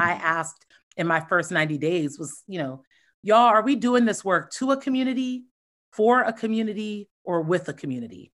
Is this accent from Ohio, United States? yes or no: yes; Columbus, Ohio, United States; moved away; born and raised in Columbus, Ohio